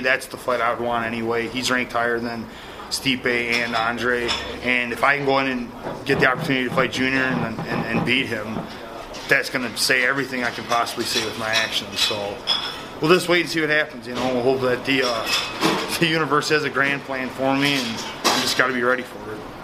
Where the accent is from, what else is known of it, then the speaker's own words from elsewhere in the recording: Midwest, United States; I'm from the Midwest